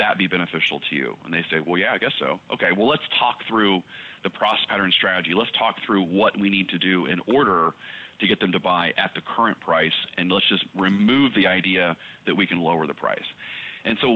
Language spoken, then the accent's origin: English; Texas, United States; I came from Texas football. I was, an all-state football player growing up.